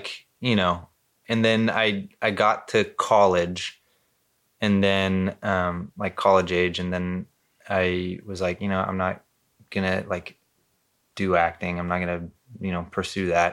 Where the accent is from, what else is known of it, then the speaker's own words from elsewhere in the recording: Costa Mesa, California, United States; also born or lived in Newport Beach / Corona del Mar / Anaheim; I lived in Costa Mesa and for most of my childhood.